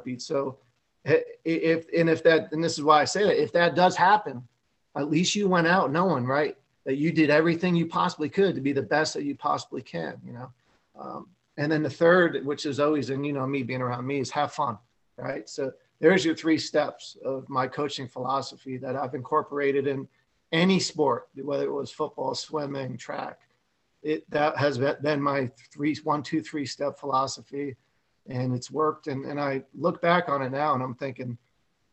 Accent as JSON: {"language": "English", "town": "Parsippany", "region": "New Jersey", "country": "United States", "tie": "born or raised there", "said": "I grew up in Parsippany at this little pool called Glacier Hills"}